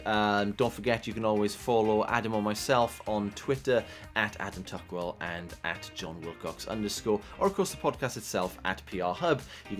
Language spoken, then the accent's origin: English; South Wales, United Kingdom; accent: Welsh; I'm from South Wales.